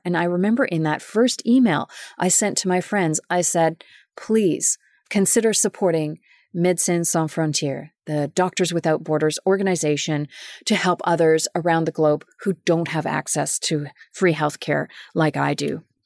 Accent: Winnipeg, Manitoba, Canada; moved away as an adult; also born or lived in Germany; my hometown of Winnipeg, Manitoba

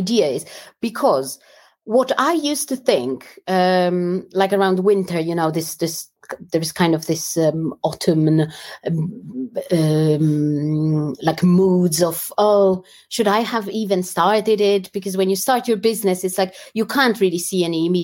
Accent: Warsaw, Masovian Voivodeship, Poland; moved away as an adult; also born or lived in London, United Kingdom; now in United Kingdom; I grew up in Warsaw and then moved to London.

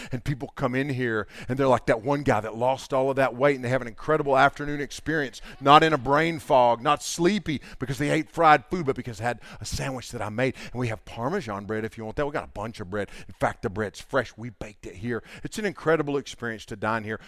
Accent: the Bible Belt, United States; there's a bunch of us from the Bible Belt

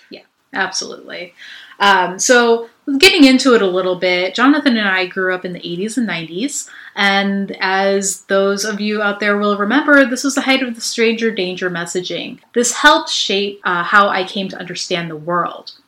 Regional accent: Chicago, Illinois, United States; also born or lived in Boston; I grew up in the West Lawn neighborhood on the southwest side of Chicago over by Midway Airport

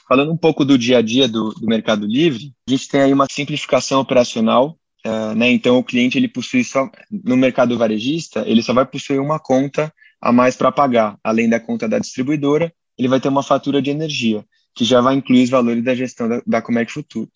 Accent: São Paulo, Brazil; sou natural aqui de São Paulo. Nasci aqui, morei a vida inteira aqui

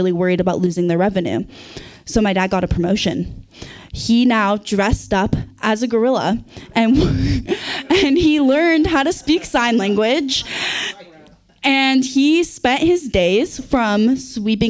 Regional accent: Santa Cruz, California, United States; now in McCarthy, United States; I grew up in Santa Cruz

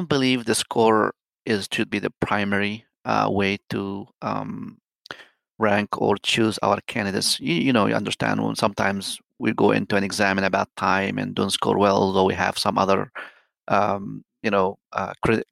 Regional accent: Luxor, Luxor Governorate, Egypt; moved away as an adult; also born or lived in Asyut, Egypt / Charleston, United States / Florida, United States; now in United States; I was born and raised in Luxor. It's a small city in the southern part of Egypt

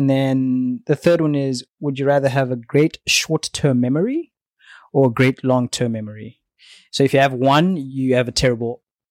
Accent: Zimbabwe; moved away as an adult; also born or lived in South Africa; No, I'm not South African. I'm Zimbabwean.

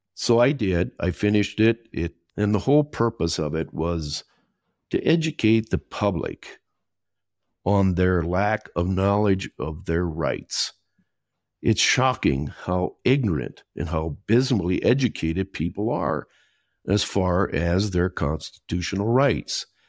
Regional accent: Minnesota, United States; accent: Minnesota; moved away as an adult; also born or lived in England; now in Costa Rica; I was born and raised in Minnesota

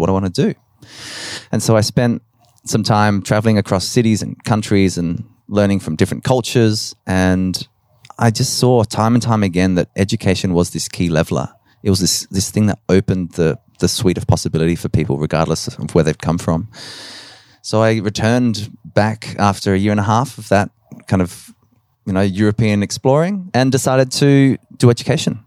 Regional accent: Adelaide, South Australia, Australia; also born or lived in Nowra, New South Wales / Dublin, Ireland; we came to Adelaide. And so I grew up in, in Westbourne Park in the, in the inner south

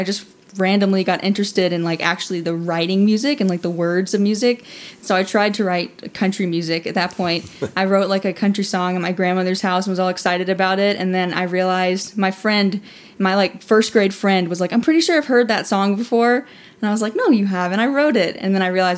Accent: Alabama, United States; moved away as an adult; was originally from Alabama, from a small town, Alabama

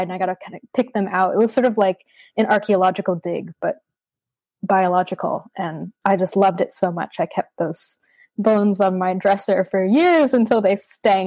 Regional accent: Vermont, United States; moved away as an adult; now in Australia; growing up in Vermont, which is a very rural, beautiful, nature-oriented part of the States.

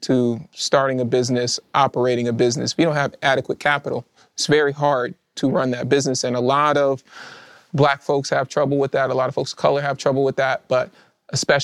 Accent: the South, United States; I'm from the South

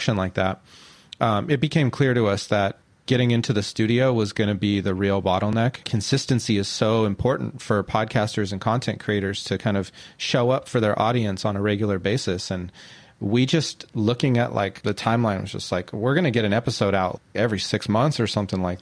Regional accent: Central Valley, California, United States; moved away as an adult; now in Oakland, United States; I'm from California. I grew up in the Central Valley and been out here for a few years

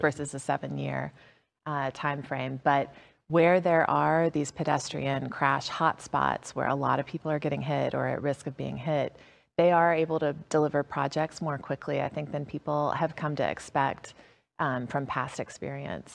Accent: DeKalb County, Georgia, United States; I was a MARTA rider growing up in DeKalb County, lifelong MARTA rider

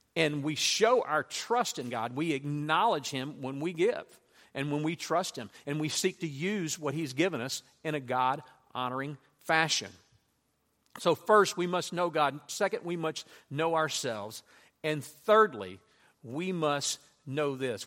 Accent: Louisiana, United States; I grew up in Louisiana

